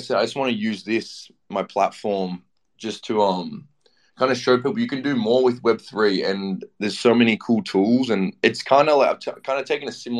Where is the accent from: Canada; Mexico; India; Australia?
Australia; I'm from Australia